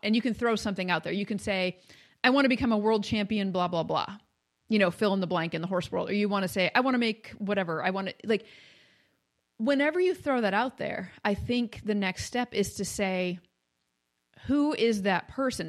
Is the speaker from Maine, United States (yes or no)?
yes; Maine, United States; also born or lived in Kentucky; now in Ohio, United States; I grew up in Maine